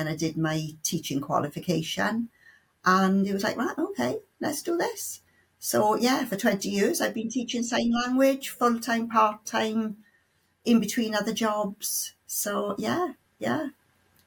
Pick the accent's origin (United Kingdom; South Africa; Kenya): United Kingdom; South Wales; As you can tell by the accent, I'm from Wales, specifically South Wales.